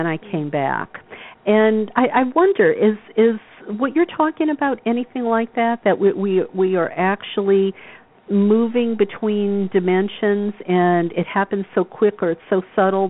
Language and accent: English; the South, United States; the people that I grew up with in the South